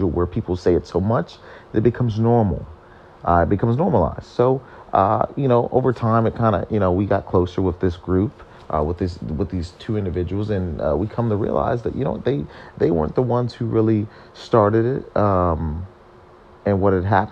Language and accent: English; Ohio, United States; I am born and raised in America, in Ohio